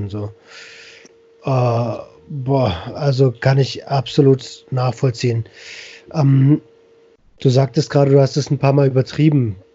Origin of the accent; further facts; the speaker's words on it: Berlin, Germany; Für mich als Berliner ist es immer so ganz surreal.